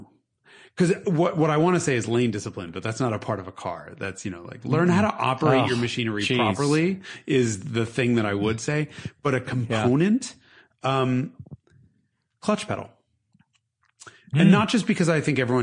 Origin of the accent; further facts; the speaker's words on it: New York City, New York, United States; now in California, United States; I'm from Brooklyn